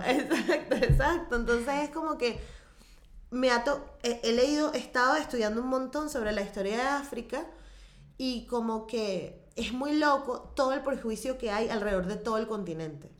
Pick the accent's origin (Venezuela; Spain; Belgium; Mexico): Venezuela; como la venezolana, este, somos mayoritariamente católicos